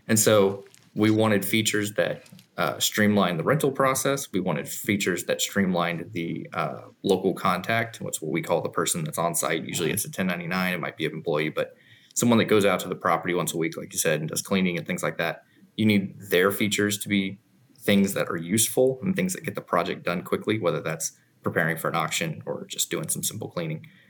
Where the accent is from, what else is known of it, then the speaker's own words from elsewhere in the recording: Missouri, United States; moved away as an adult; now in Garland, United States; I'm from Missouri